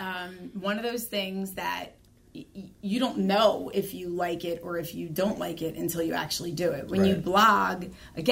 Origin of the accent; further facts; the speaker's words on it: Norristown, Pennsylvania, United States; I was born and raised in Norristown, Pennsylvania